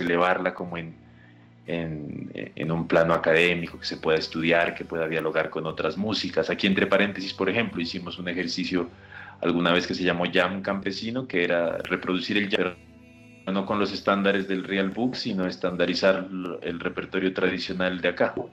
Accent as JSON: {"language": "Spanish", "town": "Pasto", "region": "Nariño", "country": "Colombia", "said": "Nosotros estamos en el departamento de Nariño, al sur, cuya capital es el municipio de Pasto, que es la maravillosa ciudad donde me encuentro ahorita."}